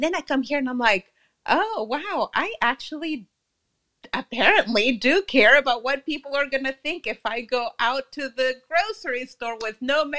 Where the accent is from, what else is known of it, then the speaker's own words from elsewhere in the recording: Laredo, Texas, United States; now in Dallas, United States; I'm visiting my hometown. I am from Laredo, or the two Laredos. That's in the border town between Texas and Mexico.